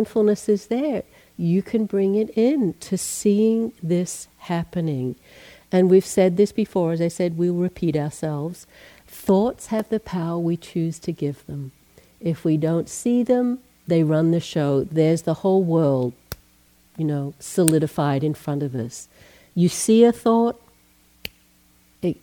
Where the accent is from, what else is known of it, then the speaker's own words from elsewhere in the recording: Australia; also born or lived in Asia / England; now in United States; I'm Australian, born in Australia, left there in 1980